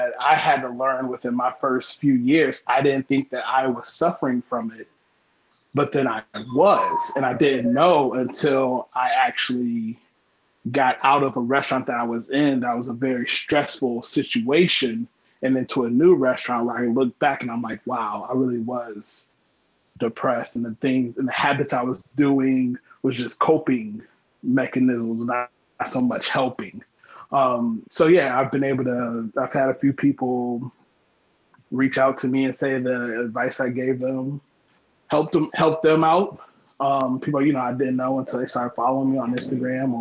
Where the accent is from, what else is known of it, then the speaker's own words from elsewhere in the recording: Ohio, United States; I am from Ohio.